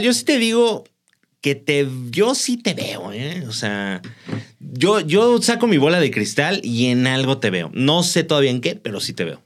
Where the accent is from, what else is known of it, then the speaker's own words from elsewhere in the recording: Mexico; Somos muy cómodos los mexicanos